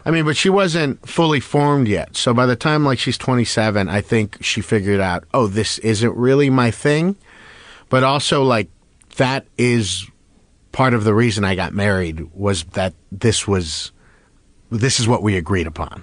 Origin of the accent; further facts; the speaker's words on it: West Covina, California, United States; I grew up in West Covina.